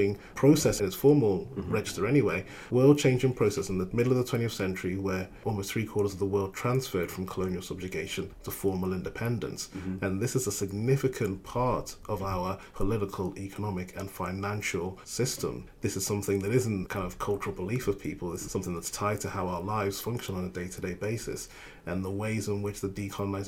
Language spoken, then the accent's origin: English; Liverpool, North West England, United Kingdom; also born or lived in Ghana; the place where I grew up in the United Kingdom, which is, you know, Liverpool